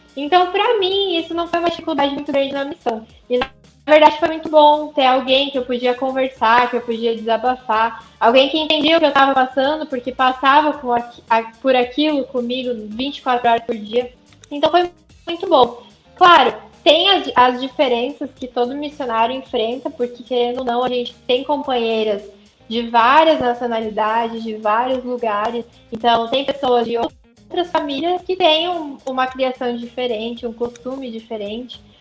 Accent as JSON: {"language": "Portuguese", "town": "Curitiba", "region": "Paraná", "country": "Brazil", "also_born_or_lived": "Maceió", "said": "aqui em Curitiba é muito frio, no inverno principalmente"}